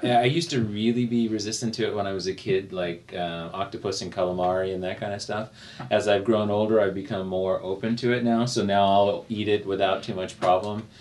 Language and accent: English; United States; I was accustomed to growing up in the United States.